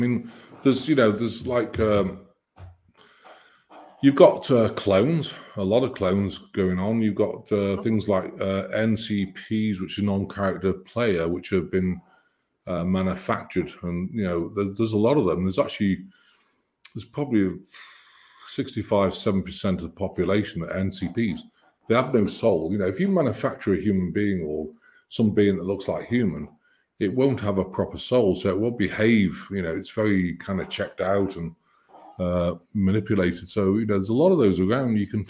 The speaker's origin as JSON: {"language": "English", "country": "United Kingdom", "said": "And I'm British."}